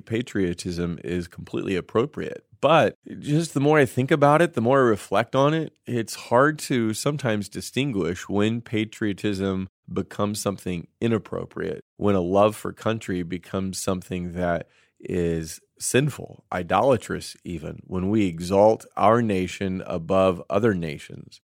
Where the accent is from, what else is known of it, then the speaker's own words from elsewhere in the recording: United States; we are also Americans